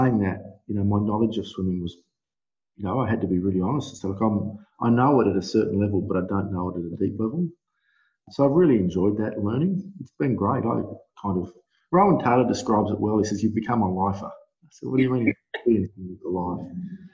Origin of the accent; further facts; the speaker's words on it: Darwin, Northern Territory, Australia; moved away as an adult; also born or lived in Melbourne; I grew up in Darwin, in the Northern Territory.